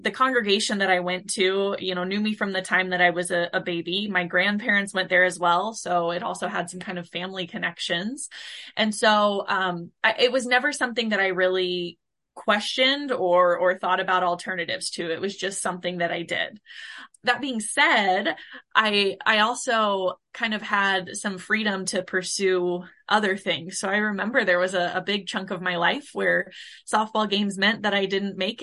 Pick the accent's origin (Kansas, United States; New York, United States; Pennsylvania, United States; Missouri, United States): Missouri, United States; Blue Springs; I grew up in Blue Springs, Missouri